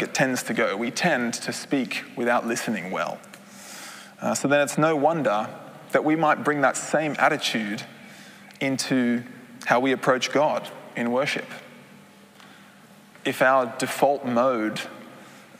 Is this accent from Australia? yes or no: yes; Australia; moved away as an adult; now in Netherlands; I am originally a Dutchman, but I grew up in Australia, as you might be able to hear